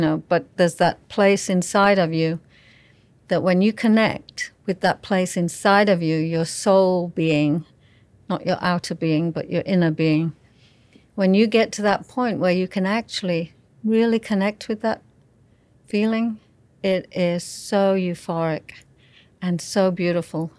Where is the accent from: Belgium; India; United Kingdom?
United Kingdom; England; I was raised in England